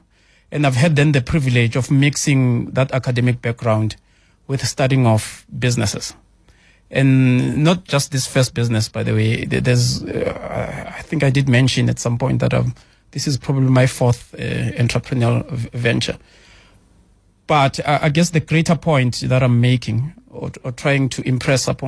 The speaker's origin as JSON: {"language": "English", "town": "Katlehong", "region": "Gauteng", "country": "South Africa", "tie": "born or raised there", "said": "I'm a township child. I was born in Katlehong."}